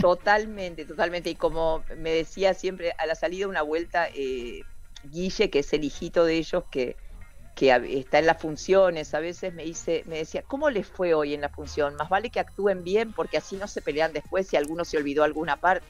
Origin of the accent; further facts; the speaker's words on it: Rosario, Santa Fe, Argentina; now in Buenos Aires, Argentina; yo resido en Buenos Aires, soy rosarina, pero, pero vivo, vivo en Capital